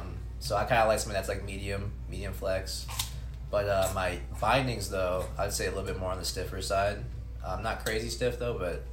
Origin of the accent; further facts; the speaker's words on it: Copley, Ohio, United States; I'm from Copley, Ohio.